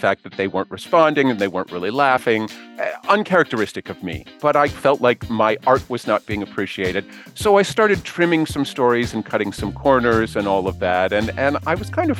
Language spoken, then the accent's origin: English; New Canaan, Connecticut, United States; I am originally from New Canaan, Connecticut